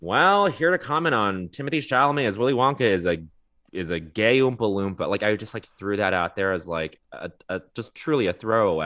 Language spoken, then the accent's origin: English; Montreal, Quebec, Canada; moved away; growing up in Montreal for a portion of my childhood